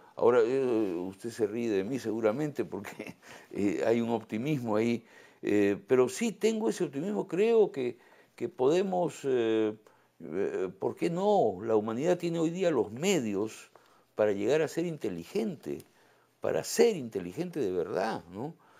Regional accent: Lima, Peru; moved away as an adult; Yo nací en Miraflores, soy un pituco Miraflores, ¿no? Este, pero me fui al campo hace 20 años

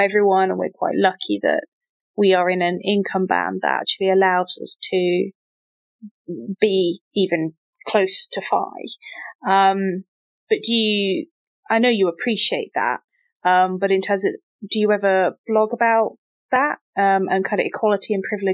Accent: Midlands, United Kingdom; growing up in the Midlands

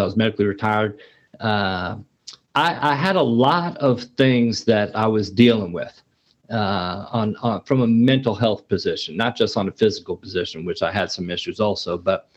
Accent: New York City, New York, United States; I grew up in New York City in the Bronx, fairly tough neighborhood

